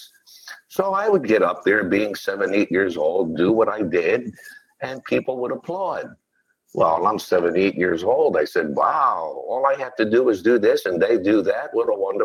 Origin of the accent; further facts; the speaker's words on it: Philadelphia, Pennsylvania, United States; they moved into South Philadelphia. And that's where I was born and raised.